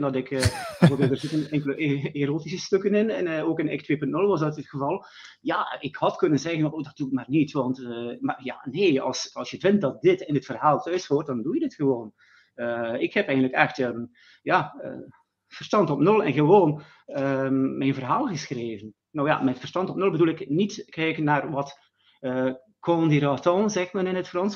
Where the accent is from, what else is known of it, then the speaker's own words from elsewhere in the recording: West Flanders, Belgium; ik kom uit België, West-Vlaanderen